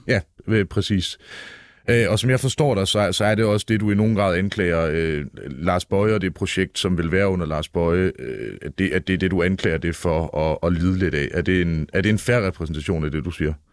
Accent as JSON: {"language": "Danish", "region": "Jutland", "country": "Denmark", "said": "jeg er selv jyde, ikke så meget jyde"}